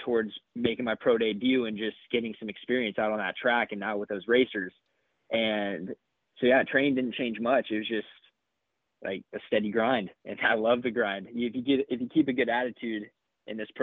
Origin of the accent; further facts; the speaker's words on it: California, United States; moved away as an adult; also born or lived in Florida; coming from Cali